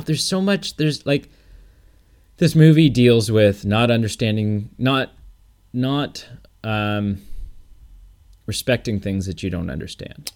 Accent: Canada; I'm so Canadian

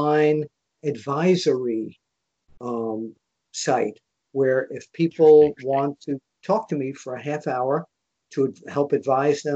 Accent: New York, United States; now in Philadelphia suburbs, United States; I'm a New Yorker living in the Philly burbs

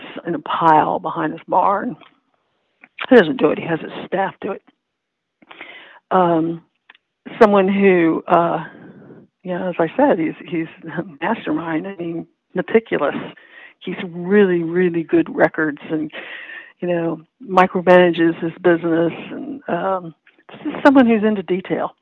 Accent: Whitehall, Maryland, United States; moved away as an adult; now in Washington, United States; the town where I grew up, Whitehall, Parkton

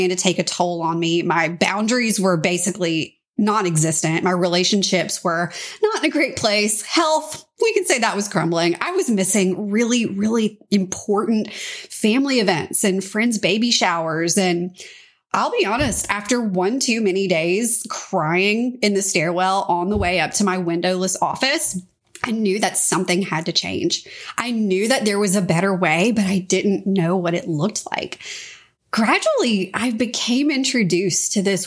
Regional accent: Louisiana, United States; moved away as an adult; also born or lived in Washington, D.C.; I'm a Louisiana girl. So I grew up in Louisiana

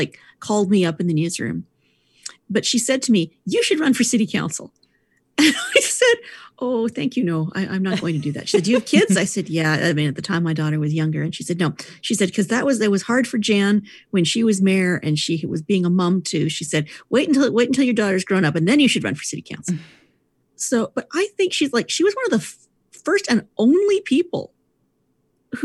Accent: Edmonton, Alberta, Canada; when I was growing up in Edmonton, like when I was in junior high and high school

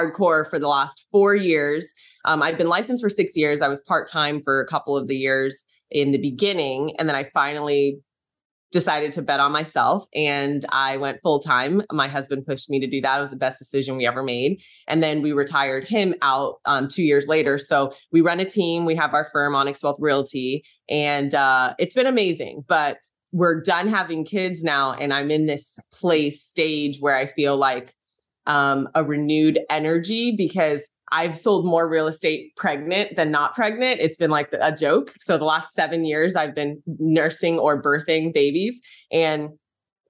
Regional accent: San Francisco Bay Area, California, United States; I'm from San Francisco Bay Area

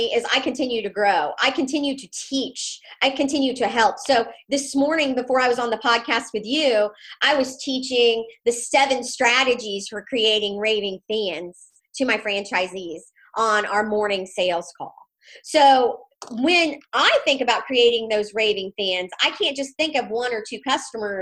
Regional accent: Missouri, United States; I'm from Missouri.

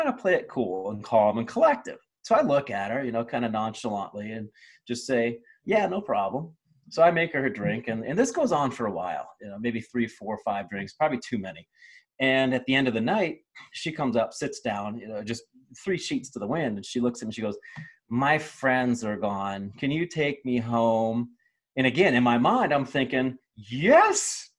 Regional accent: Ohio, United States; All the values I had when I was growing up in Ohio

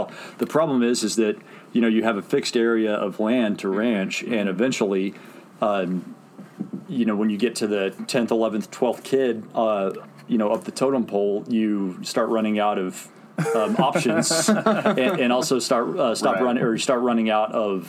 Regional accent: Texas, United States; what I love about the industry, and it's kind of what I love about being a Texan, is like you're connected to the land

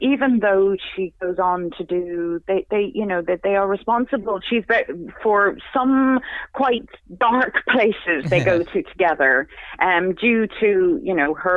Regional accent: Ireland; I'm Irish

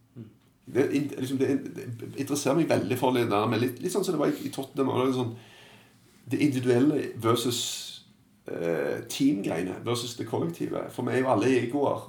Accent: Stavanger, Rogaland, Norway; moved away as an adult; also born or lived in England; Så flytta jeg hjem, og så begynte jeg å jobbe ganske tidlig for min eh, gamle klubb i Stavanger

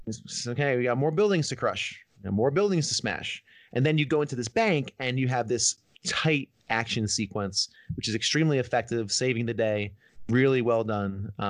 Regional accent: New Jersey, United States; moved away; also born or lived in Manhattan, New York; because I grew up in New Jersey and like 20 minutes from New York.

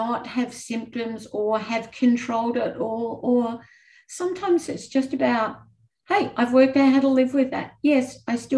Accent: Australia; moved away as an adult; also born or lived in New Zealand; as an Australian

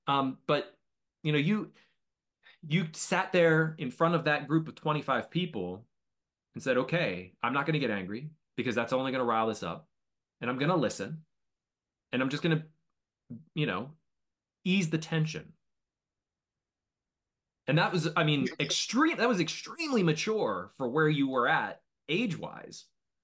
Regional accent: United States; you're American, I'm American.

